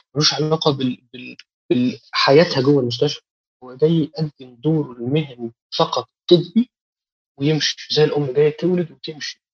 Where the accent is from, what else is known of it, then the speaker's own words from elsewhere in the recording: Egypt; إحنا دكاترة مصريين